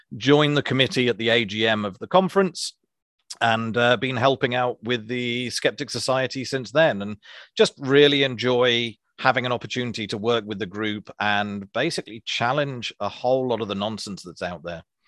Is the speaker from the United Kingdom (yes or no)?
yes; Isles of Scilly, South West England, United Kingdom; moved away as an adult; now in Wellington, New Zealand; I come from a small group of islands called the Isles of Scilly off the coast